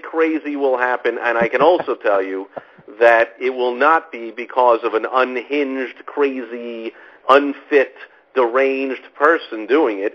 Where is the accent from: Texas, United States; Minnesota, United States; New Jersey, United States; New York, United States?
New York, United States; I grew up in New York, and when I was a kid